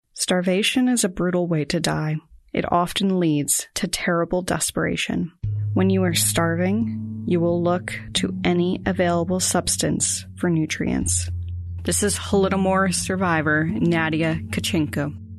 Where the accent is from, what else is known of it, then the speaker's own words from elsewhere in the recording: United States; Growing up in the United States